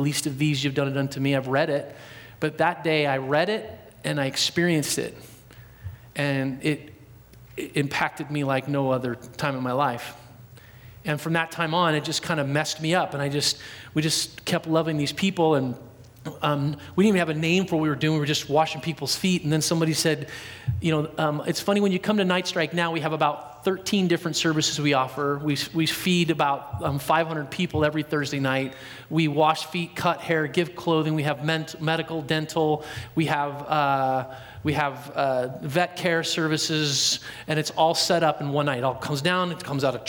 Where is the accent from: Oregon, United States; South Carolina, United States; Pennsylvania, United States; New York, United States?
Oregon, United States; Portland; also born or lived in Dallas, Oregon; I'm from Portland all my life, born and raised there.